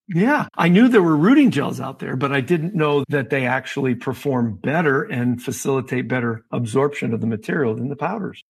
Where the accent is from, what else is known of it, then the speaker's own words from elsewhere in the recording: Western Massachusetts, United States; I grew up in Western Massachusetts